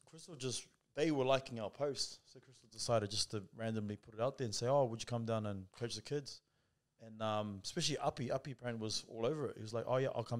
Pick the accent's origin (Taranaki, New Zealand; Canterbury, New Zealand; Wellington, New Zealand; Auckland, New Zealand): Auckland, New Zealand; moved away as an adult; now in Australia; So I'm brought up in New Zealand. I'm brought up in New Zealand in South Auckland. Played footy over there.